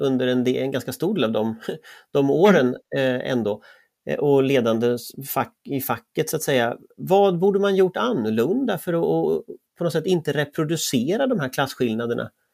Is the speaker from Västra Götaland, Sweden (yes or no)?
yes; Gothenburg, Västra Götaland, Sweden; jag är uppväxt i, västra Göteborg, i Västra Frölunda